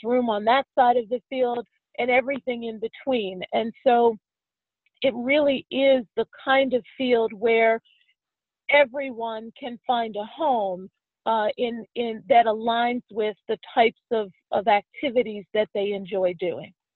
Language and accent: English; Pittsburgh, Pennsylvania, United States; moved away as an adult; now in Washington, D.C., United States; I was raised in Pittsburgh, and I'm a proud Steelers fan